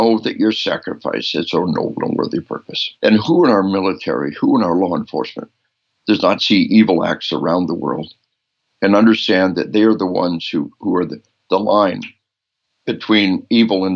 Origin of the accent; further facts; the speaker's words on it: Arkansas, United States; we are from Arkansas.